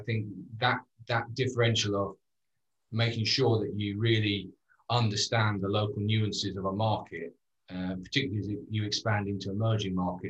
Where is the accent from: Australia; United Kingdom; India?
United Kingdom; moved away as an adult; Yeah, stop being British. So when I went out to Asia